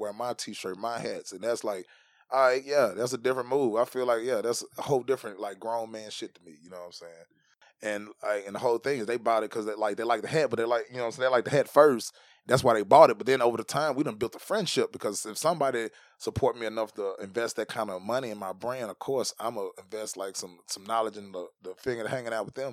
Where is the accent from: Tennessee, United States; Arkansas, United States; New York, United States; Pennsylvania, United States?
Tennessee, United States; I grew up in Tennessee